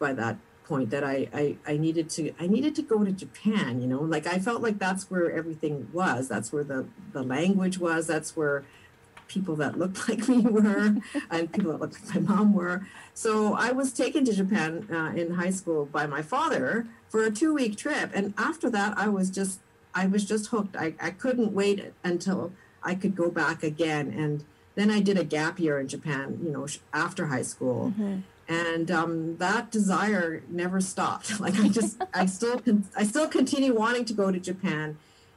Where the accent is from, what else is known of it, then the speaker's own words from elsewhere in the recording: Sherwood Park, Alberta, Canada; now in Winnipeg, Canada; I grew up in Alberta in the predominantly white suburb of Sherwood Park, just outside of Edmonton.